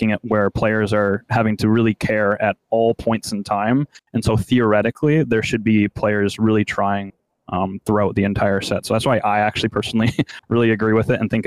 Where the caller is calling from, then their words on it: Oregon, United States; I'm calling from Oregon